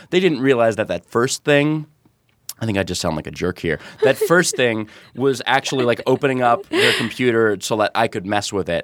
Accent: near Novi, Michigan, United States; it's near Novi, Michigan.

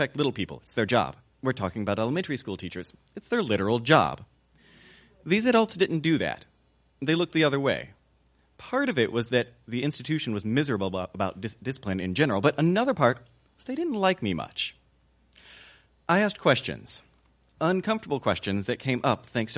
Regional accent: the South, United States; I grew up in the South

